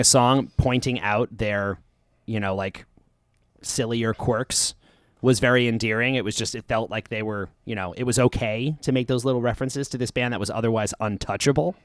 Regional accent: Long Island, New York, United States; I grew up on Long Island

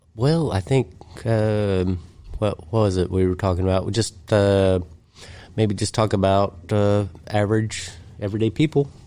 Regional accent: United States; accent: hillbilly

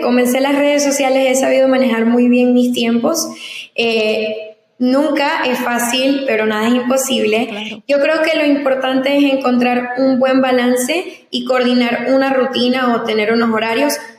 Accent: Ciudad Ojeda, Zulia, Venezuela; also born or lived in San Antonio, Texas / Maracaibo / Cabimas; now in United States; yo me crié toda mi vida en el estado Zulia, específicamente a una hora de Maracaibo, en un lugar llamado Ciudad Ojeda

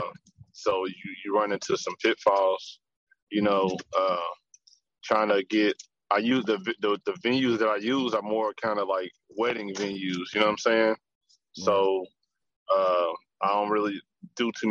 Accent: Louisville, Kentucky, United States; moved away as an adult; also born or lived in Bowling Green, Kentucky; now in Atlanta, United States; I'm from Louisville, from 38th Street, man, West End. You know what I'm saying? Born and raised in the city

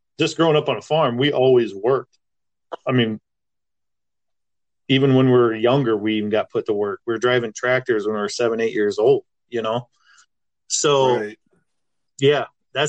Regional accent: Irwin, Iowa, United States; moved away as an adult; also born or lived in Minneapolis; I grew up in Irwin, Iowa. I grew up in town, but I worked on a farm

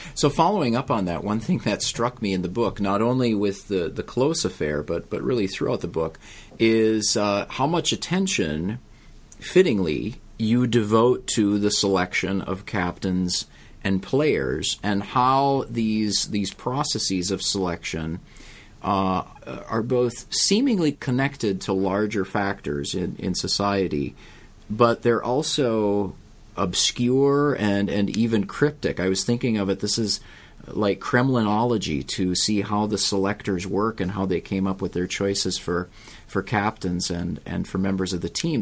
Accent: United States; As an American, and thus a novice to cricket

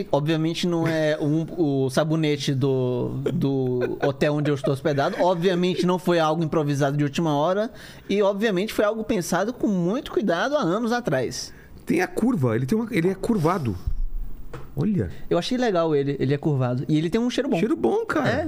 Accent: Fortaleza, Ceará, Brazil; Cara, é, eu nasci em Fortaleza. Eu sou nascido e criado lá.

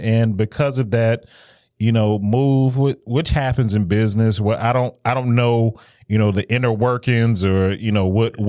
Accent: Detroit, Michigan, United States; growing up in Detroit

